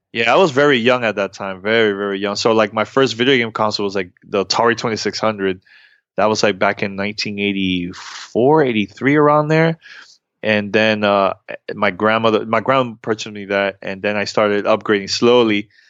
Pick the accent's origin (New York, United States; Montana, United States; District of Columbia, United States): New York, United States; New York City; now in Miami, United States; I grew up in New York City.